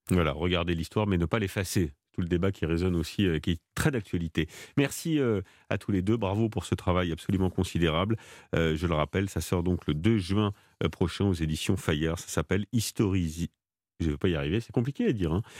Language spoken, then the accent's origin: French; France; chez nous en France.